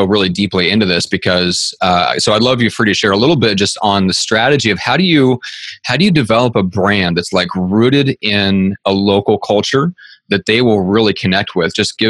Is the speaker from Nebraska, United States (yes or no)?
yes; Nebraska, United States; I'm from Nebraska